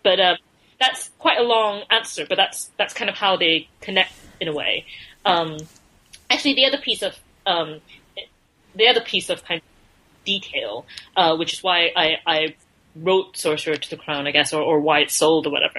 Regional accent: Malaysia; now in London, United Kingdom

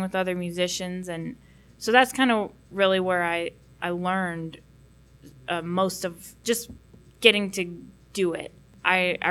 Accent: McKinney, Texas, United States; also born or lived in Burleson, Texas; I grew up in McKinney, Texas. I'm still in that general area, Burleson, near Fort Worth.

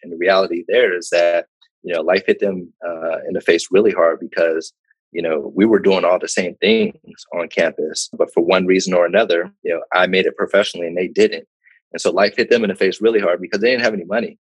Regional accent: Pittsburgh, Pennsylvania, United States; moved away as an adult; also born or lived in Ann Arbor, Michigan / West Virginia / New York / Chicago; I'm originally from Pittsburgh, Pennsylvania

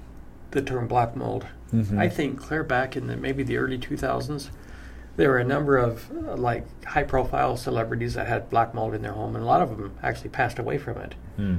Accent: Utah, United States; I'm from Utah.

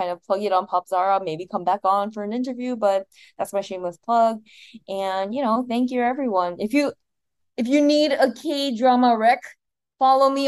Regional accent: United States; I'm Korean American.

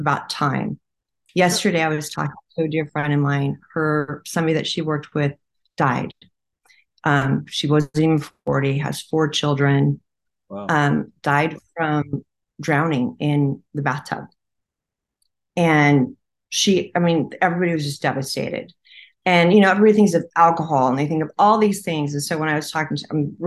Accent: California, United States

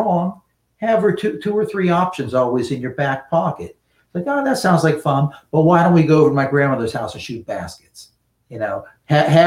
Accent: Western Pennsylvania, United States; also born or lived in Pittsburgh; I grew up in Western Pennsylvania, but I live in the Pittsburgh area now

